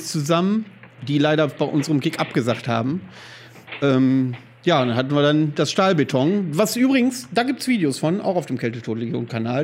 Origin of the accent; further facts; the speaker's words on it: Greifswald, Mecklenburg-Vorpommern, Germany; moved away; in Greifswald, wo wir herkommen